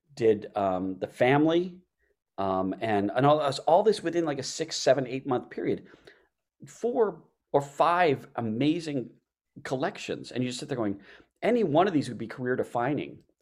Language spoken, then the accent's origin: English; Baltimore, Maryland, United States; moved away; I'm from Baltimore. Uh, so I grew up, uh, back there